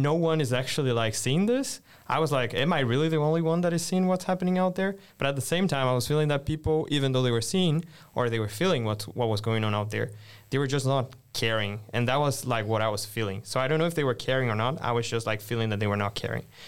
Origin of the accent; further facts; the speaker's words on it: Brazil; moved away as an adult; also born or lived in Brasília; now in Sweden; I'm Brazilian, based in the capital of Brazil, so Brasilia